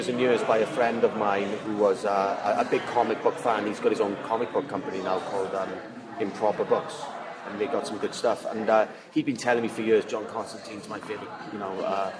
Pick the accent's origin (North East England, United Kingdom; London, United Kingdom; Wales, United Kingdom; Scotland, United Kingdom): Wales, United Kingdom; moved away as an adult; like I'm from Wales, but then I left Wales when I was 19, and then I've travelled, so my accent isn't as thick as it would be if I was still living in Wales.